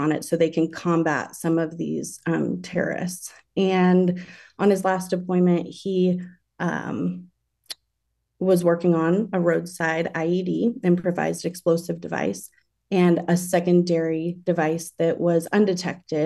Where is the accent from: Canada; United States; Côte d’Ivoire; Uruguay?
United States; Denver, Colorado; also born or lived in San Francisco Bay Area, California; now in Florida, United States; I was born and raised in Denver, Colorado, and then lived in the San Francisco Bay Area for a while.